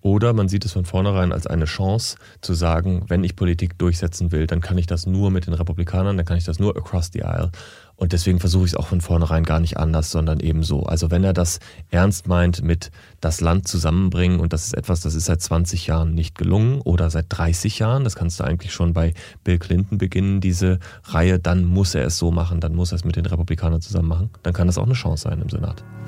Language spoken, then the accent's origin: German; Germany; als Europäer, als Deutscher